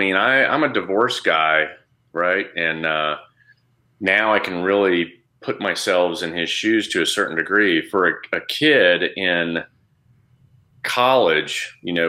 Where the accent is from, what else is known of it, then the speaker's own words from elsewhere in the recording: Saudi Arabia; how I grew up in Saudi, looking at the Saudis, hating them because of how they would treat us or treat my dad or whatever.